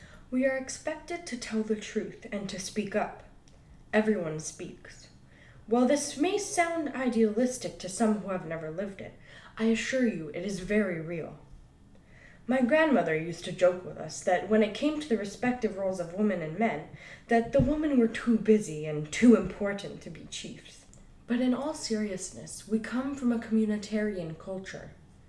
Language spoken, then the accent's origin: English; British Columbia, Canada; I come from the Musqueam Tsleil-Waututh Lhkwaqeluk people of Northern Vancouver Island, who are part of the Kwakwaqeluk, also known as the Kwakwala-speaking peoples.